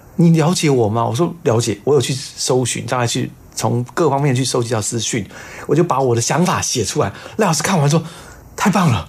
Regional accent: Taiwan; 妈妈是闽南人啊，就等于是啊。大陆过来那一带，嗯。呃，民国三十八年迁过来这一带，然后在台湾在扎根，生下的这，我们这一些小鬼

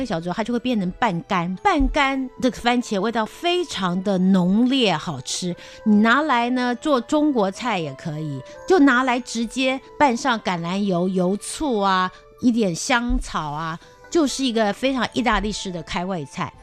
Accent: Taiwan; also born or lived in Rotterdam, Netherlands; 我们台湾人都吃的那个挂包

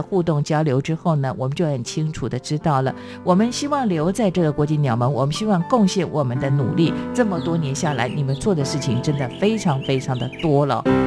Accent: Taiwan; 身为台湾人，我非常的骄傲

